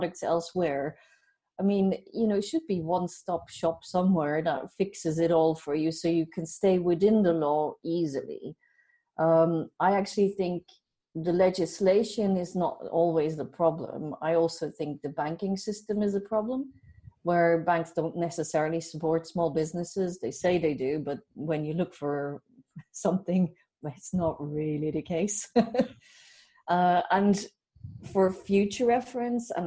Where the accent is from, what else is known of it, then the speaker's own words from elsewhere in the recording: Belgium; accent: Irish, Dutch; moved away as an adult; now in Ireland; I'm originally from Belgium